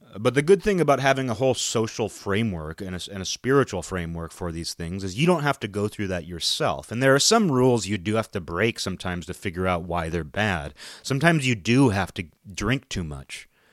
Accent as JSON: {"language": "English", "region": "Western Washington", "country": "United States", "tie": "born or raised there", "said": "I live in Western Washington"}